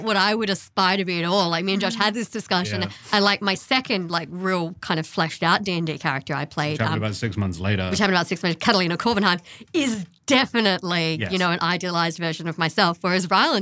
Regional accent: Australia; accent: Australian; my Australian accent

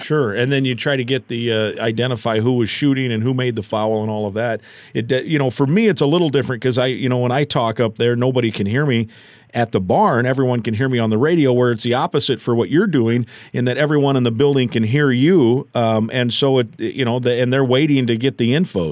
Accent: Iowa, United States; I grew up in Iowa

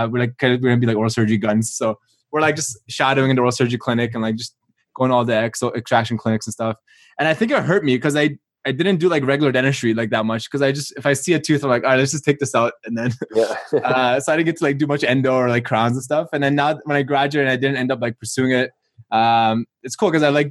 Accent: Canada; moved away as an adult; also born or lived in Melbourne, Australia; I grew up in Canada, but I went to down school in Australia, in Melbourne.

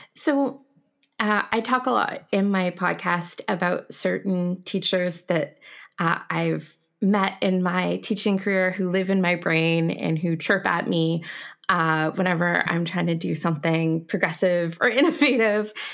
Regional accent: Canada; I am a Canadian teaching you French

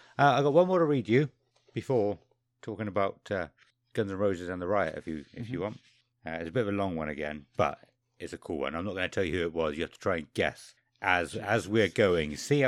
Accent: Toronto, Ontario, Canada; Toronto, Canada, we responded.

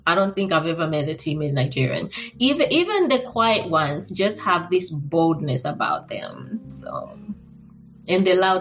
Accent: Zambia; moved away as an adult; now in Austin, United States; I was born and raised in Zambia

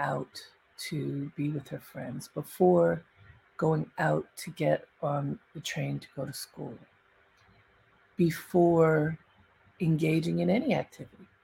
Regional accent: Baltimore, Maryland, United States; moved away; I grew up in Baltimore in a very sheltered household.

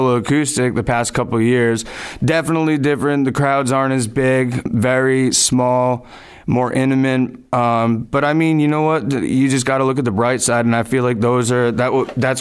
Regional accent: Woodstock, Connecticut, United States; moved away as an adult; now in Wakefield, United States; I was born and raised in Woodstock, Connecticut, currently residing in Wakefield, Rhode Island

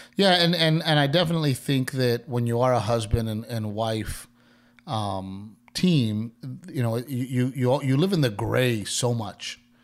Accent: Texas, United States; moved away as an adult; also born or lived in Los Angeles; I'm from Texas

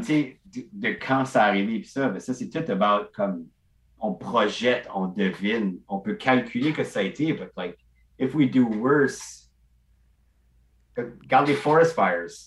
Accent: Beresford, New Brunswick, Canada; je viens de Burford, qui est comme Beresford

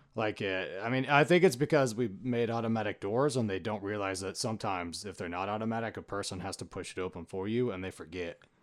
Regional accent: Tennessee, United States; we're both born and raised in Tennessee.

